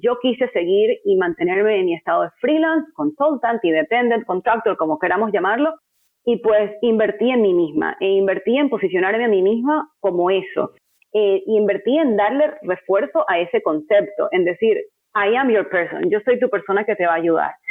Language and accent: Spanish; Venezuela; moved away; por ser venezolana latina